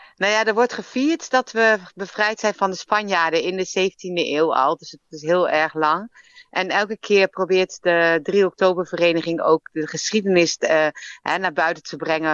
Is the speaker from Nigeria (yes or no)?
no; Arnhem, Gelderland, Netherlands; moved away as an adult; also born or lived in Leiden; now in Melbourne, Australia; Ik ben geboren en getogen in Arnhem. Ik ben echt Arnhems meisje